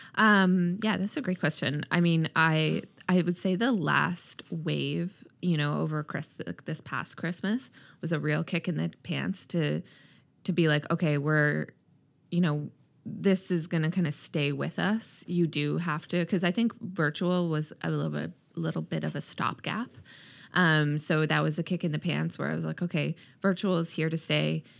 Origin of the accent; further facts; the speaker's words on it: Halifax, Nova Scotia, Canada; also born or lived in Toronto; when I decided to move back home, I'm from Halifax, uh, from Toronto